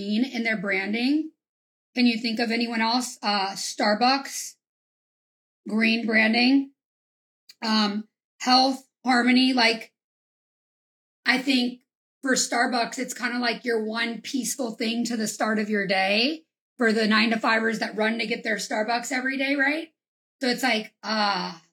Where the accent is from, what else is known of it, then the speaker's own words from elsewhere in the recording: Louisiana, United States; I'm from Louisiana